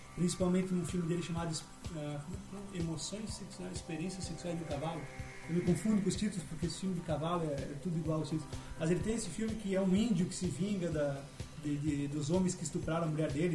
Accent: hometown near Caxias do Sul, Rio Grande do Sul, Brazil; em Caxias do Sul, que é perto da minha cidade natal, que é Cabo Camboriú

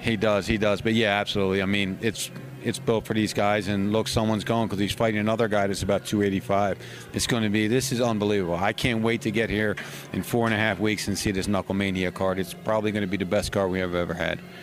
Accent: Philadelphia, Pennsylvania, United States; I'm from Philly

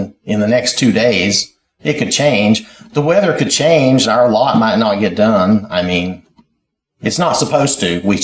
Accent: United States; when I was growing up in Wilkes County.

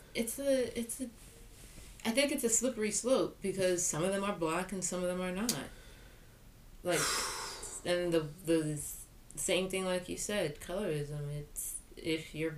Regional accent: New York City, New York, United States; my passport does say Brooklyn, New York

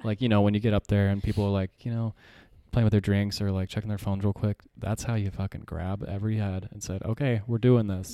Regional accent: Yucaipa, California, United States; now in Arizona, United States; I grew up in Southern California

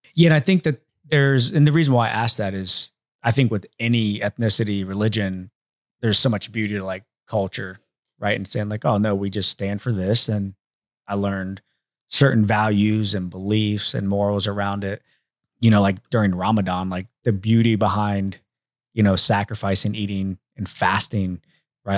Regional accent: Mechanicsburg, Ohio, United States; I'm from Mechanicsburg, Ohio

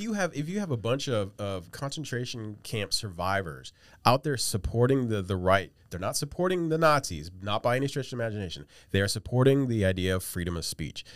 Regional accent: West Virginia, United States; I'm from West Virginia

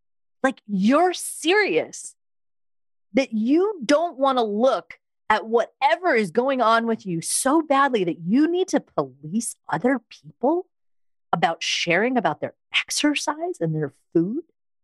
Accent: Long Island, New York, United States; I was from Long Island and I used to really talk like this.

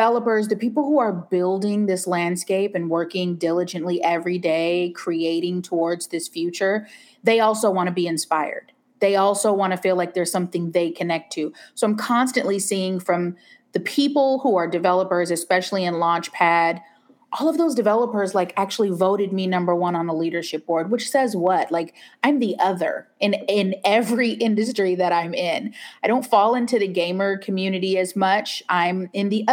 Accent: Seattle, Washington, United States; moved away as an adult; I'm originally born and raised in Seattle.

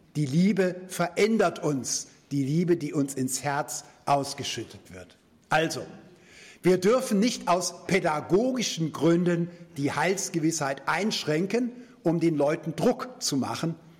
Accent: Germany; als Deutsche

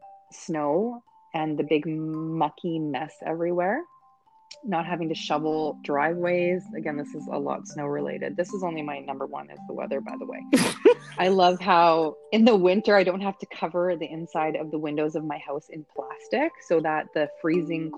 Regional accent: Canada; moved away as an adult; now in Panama; being Canadian, our idea of vacationing is going somewhere warm and tropical, getting away from the snow. So number one, hands down for me coming from Canada is weather.

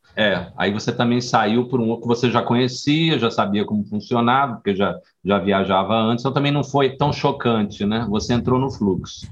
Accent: Rio de Janeiro, Brazil; now in Bahia, Brazil; Eu sou carioca, estou aqui há 25 anos

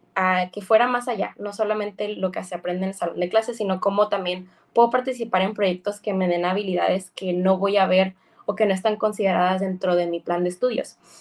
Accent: Baja California, Mexico

